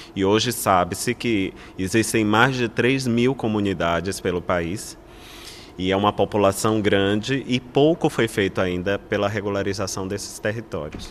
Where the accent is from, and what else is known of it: Brazil